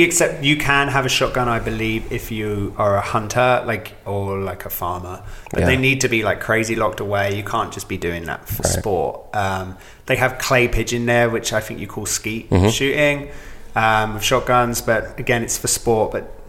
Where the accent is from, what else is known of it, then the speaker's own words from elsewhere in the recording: England, United Kingdom; The same as I grew up in England, guns don't exist.